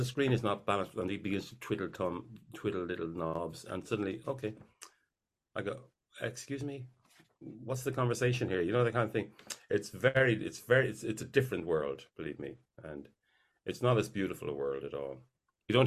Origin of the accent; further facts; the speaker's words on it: Ireland; I'm very much an Irish figure